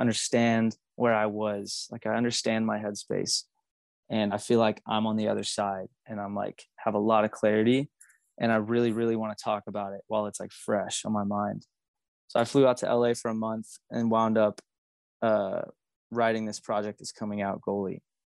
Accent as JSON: {"language": "English", "town": "Magnolia", "region": "Texas", "country": "United States", "tie": "born or raised there", "said": "I grew up in Magnolia, Texas, which is like a tiny little town outside of Houston."}